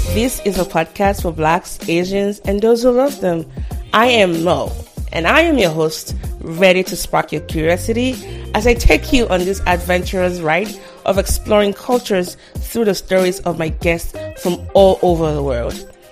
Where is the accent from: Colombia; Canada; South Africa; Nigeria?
Nigeria; moved away as an adult; now in United States; I'm a Nigerian here in the US. I've been, I've lived here for 10 years